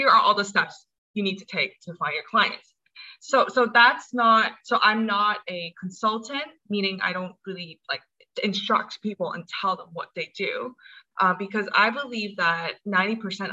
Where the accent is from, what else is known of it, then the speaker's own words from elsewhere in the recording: Hong Kong; also born or lived in United States; I'm from Hong Kong. I was born in the States, but I spent most of my life here.